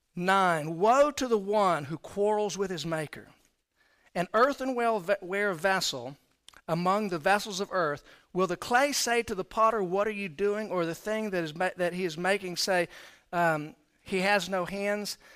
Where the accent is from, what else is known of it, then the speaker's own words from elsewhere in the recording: Florida, United States; moved away as an adult; also born or lived in Houston, Texas; now in Texas, United States; I was born in Houston. My parents were divorced at an early age. My mom and I moved to Florida. So I actually grew up in Florida.